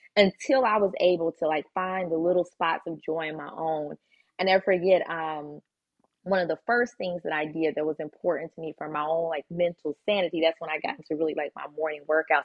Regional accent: Chicago, Illinois, United States; we grew up in Chicago.

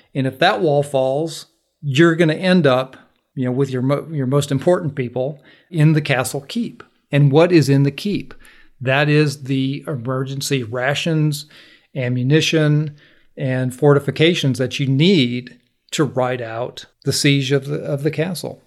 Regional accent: Minnesota, United States; now in Georgia, United States; I grew up in Minnesota

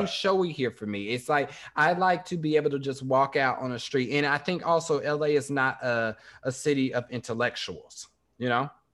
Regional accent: Kansas City, Kansas, United States; moved away; growing up in Kansas

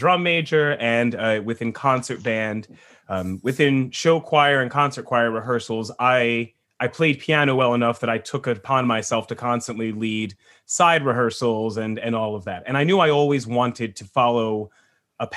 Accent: New Jersey, United States; moved away; I come from New Jersey, and I was born in the 80s

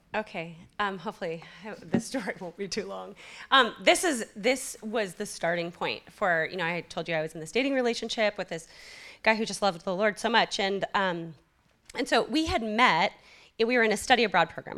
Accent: California Bay Area, United States; moved away; I come from the California Bay Area

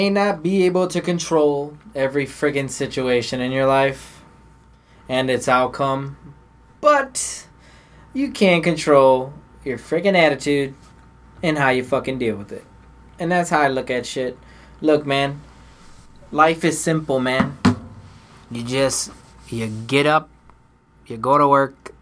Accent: Midwest, United States; I'm from the Midwest

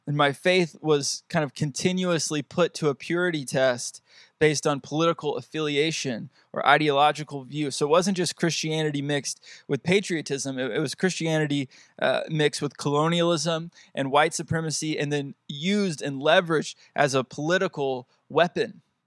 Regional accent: United States; my place in the world as an American, especially as an American man

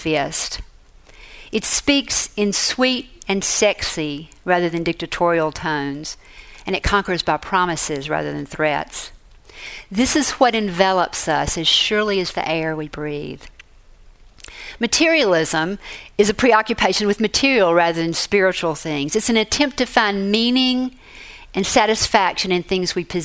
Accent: Mississippi, United States; moved away as an adult; also born or lived in Boston; My home state is Mississippi

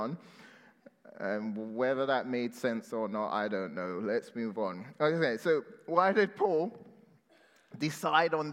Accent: London, United Kingdom; growing up in London

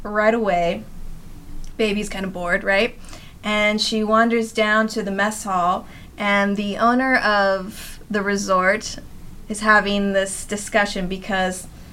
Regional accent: West Coast, United States; I'm from the West Coast.

